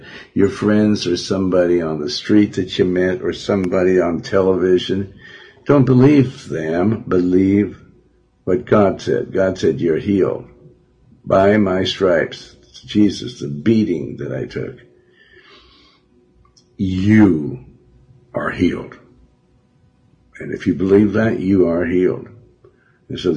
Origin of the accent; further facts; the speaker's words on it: Billings, Montana, United States; I'm from Montana